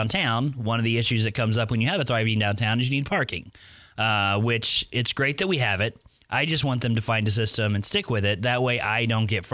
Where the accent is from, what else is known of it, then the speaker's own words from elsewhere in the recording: Oklahoma, United States; moved away as an adult; now in Pensacola, United States; I was born and raised in Oklahoma